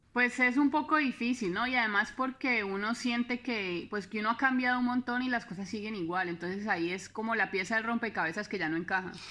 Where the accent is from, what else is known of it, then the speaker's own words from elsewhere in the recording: Palmira, Valle del Cauca, Colombia; nosotros somos dos colombianos de una ciudad que se llama Palmira